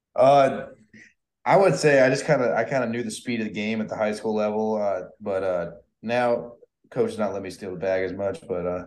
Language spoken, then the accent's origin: English; Tampa, Florida, United States; I'm from Tampa